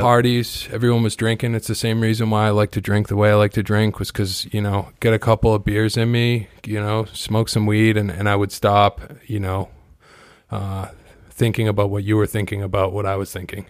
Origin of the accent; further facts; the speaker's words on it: Kingston, Massachusetts, United States; I grew up on the South Shore. I grew up in Kingston